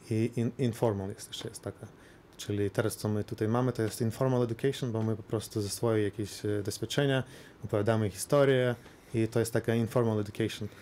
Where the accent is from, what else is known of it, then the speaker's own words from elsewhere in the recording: Lithuania; u nas na Litwie